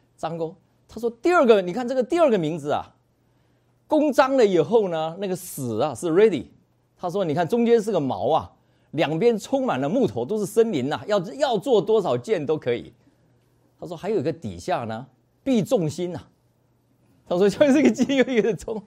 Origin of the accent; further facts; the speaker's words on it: Zhushan, Nantou County, Taiwan; also born or lived in Taichung; 从小在台中出生，但是在四岁的时候就move到乡下去，啊，move到南投县的这个竹山镇